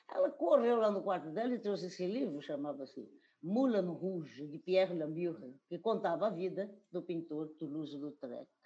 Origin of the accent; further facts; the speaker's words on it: Corumbá, Mato Grosso do Sul, Brazil; also born or lived in Campo Grande; now in Cuiabá, Brazil; moro em, em Cuiabá, nasci em Corumbá, em 1946